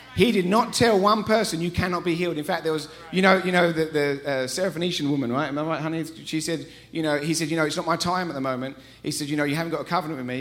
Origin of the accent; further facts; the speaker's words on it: England, United Kingdom; accent: English; moved away as an adult; now in Colorado, United States; we're from England. We moved here 13 years ago. We haven't lost our accents.